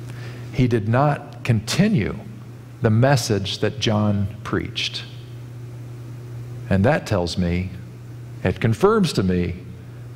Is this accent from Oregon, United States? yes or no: no; Kansas, United States; now in California, United States; I was born and raised in Kansas and the Midwest generally.